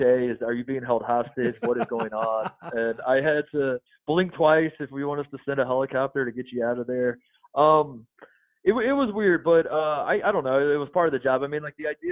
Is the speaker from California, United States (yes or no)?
no; Indiana, United States; moved away as an adult; also born or lived in Ohio; I grew up in Indiana and went to Ohio State.